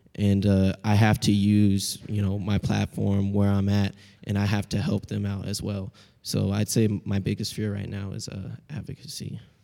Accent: Seattle, Washington, United States; accent: Pacific Northwestern; I'm a second year from Seattle, Washington, history major

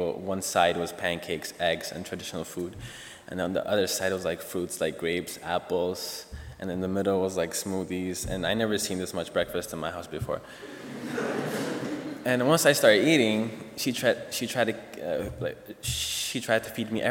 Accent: Ethiopia; moved away as an adult; now in United States; I was born and raised in Ethiopia, East Africa

